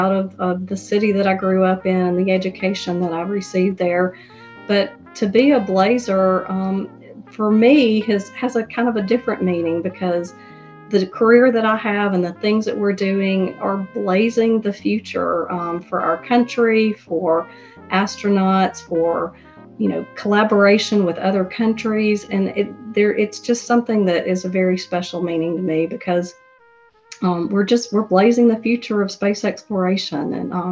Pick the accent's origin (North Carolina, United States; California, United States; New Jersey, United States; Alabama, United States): Alabama, United States; Birmingham; it's my hometown, it's where I grew up